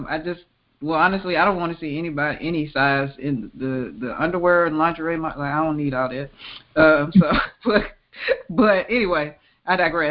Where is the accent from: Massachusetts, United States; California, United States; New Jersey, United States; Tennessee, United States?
Tennessee, United States; Memphis; I grew up in the Mid-South. I grew up in Memphis, Tennessee